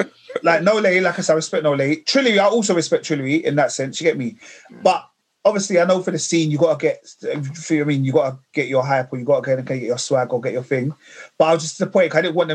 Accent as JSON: {"language": "English", "region": "London", "country": "United Kingdom", "said": "I'm from London."}